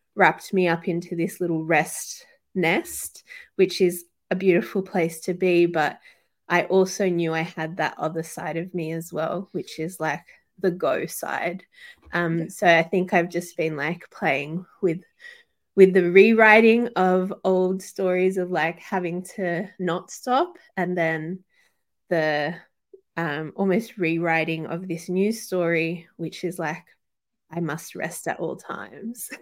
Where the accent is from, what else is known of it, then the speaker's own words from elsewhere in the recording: Sydney, New South Wales, Australia; both my parents are Chilean, so South American um, and I was born and raised in Sydney, particularly Western Sydney